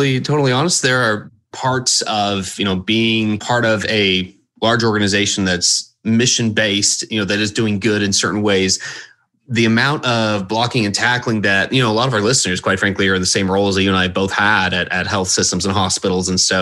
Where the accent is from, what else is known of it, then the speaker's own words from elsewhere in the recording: Houston, Texas, United States; moved away as an adult; also born or lived in Dallas, Texas; I grew up in Houston, Texas